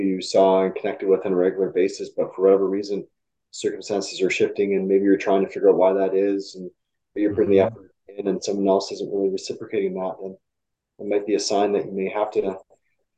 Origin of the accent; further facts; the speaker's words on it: Canada; us being Canadian